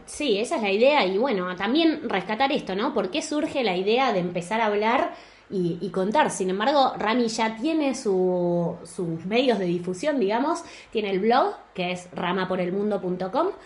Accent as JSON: {"language": "Spanish", "country": "Argentina", "also_born_or_lived": "Buenos Aires", "moved": "as an adult", "lives_now": "Spain", "said": "los dos somos de Argentina"}